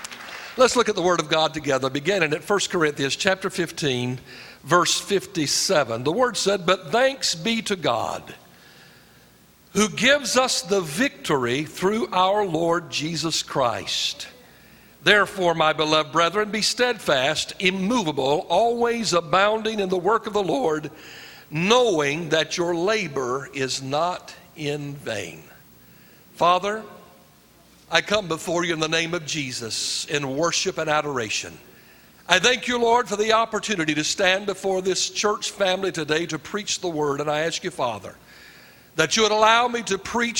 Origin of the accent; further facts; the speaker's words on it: Fayetteville, North Carolina, United States; I was raised in Fayetteville. So I'm a Fort Bragg brat and Pope Air Force Base.